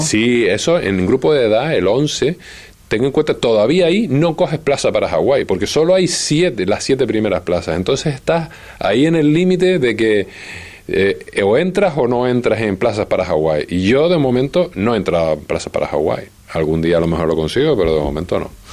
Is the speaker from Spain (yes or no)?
yes; Spain; como español